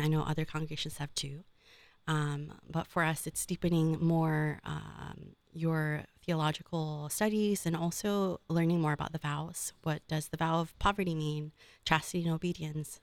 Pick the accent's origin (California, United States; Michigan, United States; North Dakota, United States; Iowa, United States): California, United States; Oakland; now in Columbus, United States; I'm from Northern California, right, uh, Oakland Diocese